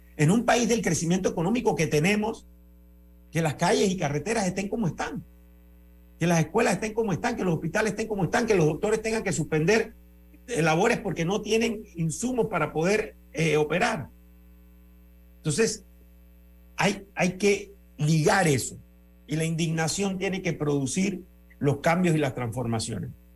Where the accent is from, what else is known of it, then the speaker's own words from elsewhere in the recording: Panama; yo soy ciudadano panameño